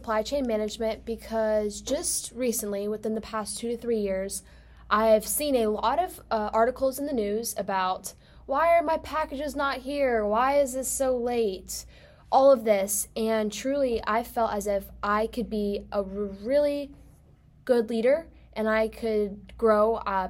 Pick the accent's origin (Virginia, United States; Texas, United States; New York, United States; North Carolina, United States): North Carolina, United States; Charlotte; moved away as an adult; now in Tennessee, United States; I was born in Charlotte, North Carolina, and I lived there for a little bit, and then I moved to a suburb right on the border of South and North Carolina. And now I'm technically living at UT.